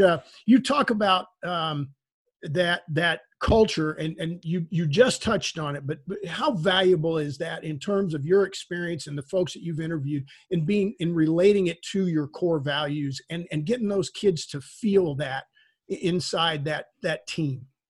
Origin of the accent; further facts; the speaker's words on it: Texas, United States; where I grew up in Texas